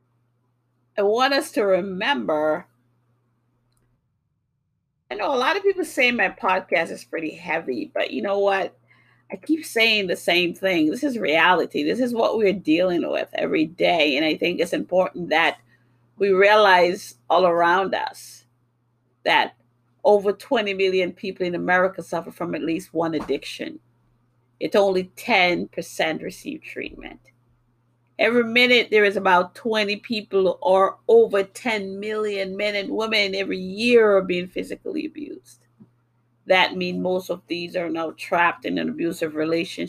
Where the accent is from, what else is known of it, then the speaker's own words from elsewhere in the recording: New York City, New York, United States; also born or lived in Jamaica; now in Massachusetts, United States; I was born in Jamaica. I grew up in New York City. I now live in Massachusetts